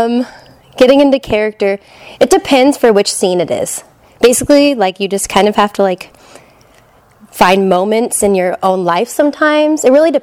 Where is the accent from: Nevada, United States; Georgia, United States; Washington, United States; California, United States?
California, United States; Victorville; I am 22, and I go to Orange Coast College. I'm from Victorville